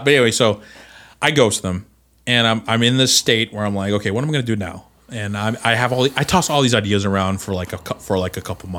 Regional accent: Alaska, United States; I'm from Alaska.

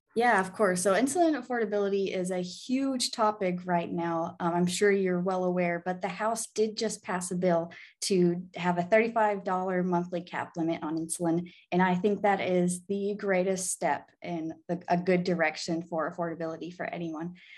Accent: Arkansas, United States; moved away as an adult; now in Illinois, United States; I'm actually from Arkansas. I was born in Illinois, but I grew up in Arkansas.

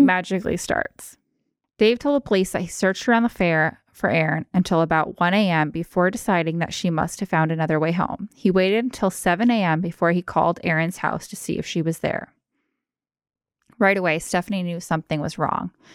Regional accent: Anchorage, Alaska, United States; I was born and raised in Anchorage.

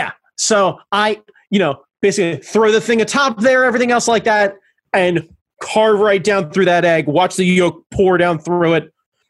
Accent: United States; I am American.

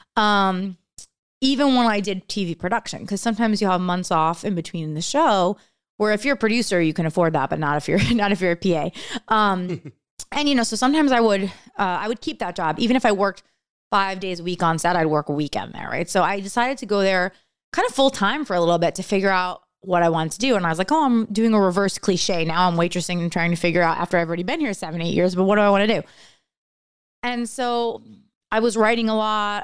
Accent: around New York City / New Jersey, United States; now in Los Angeles, United States; I grew up around New York City

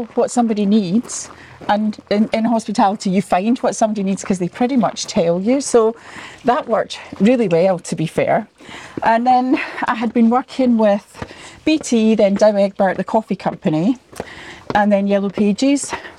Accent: Clydebank, Scotland, United Kingdom; also born or lived in Sydney, Australia / Cape Town, South Africa; So I am from Clydebank, which is just outside Glasgow

